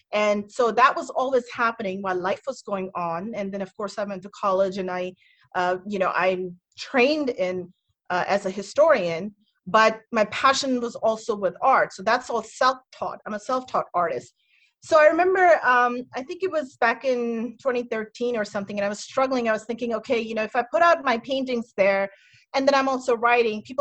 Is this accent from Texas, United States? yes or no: no; Metro DC area, Maryland, United States; moved away as an adult; now in Indiana, United States; I'm here in my hometown, I guess I'm in Maryland